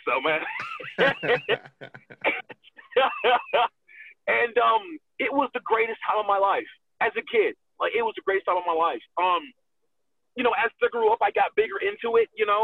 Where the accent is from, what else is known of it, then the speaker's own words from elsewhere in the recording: Atlanta, Georgia, United States; also born or lived in New York; But I was raised in Atlanta